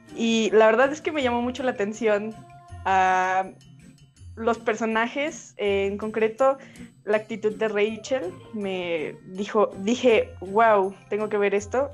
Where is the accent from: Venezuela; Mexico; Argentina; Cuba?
Mexico; soy de México también.